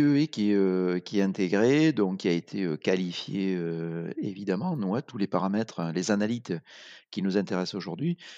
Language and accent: French; Aveyron, Occitania, France; also born or lived in Montpellier; On est originaire d'Aveyron